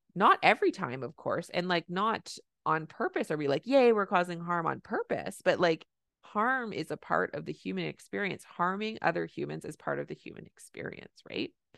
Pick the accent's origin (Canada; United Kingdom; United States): Canada; I'm a Canadian family physician